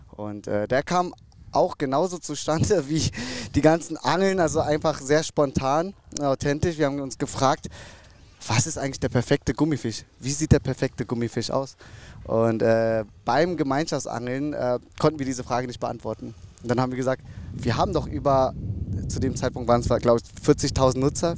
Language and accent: German; North Rhine-Westphalia, Germany; ich bin aufgewachsen in NRW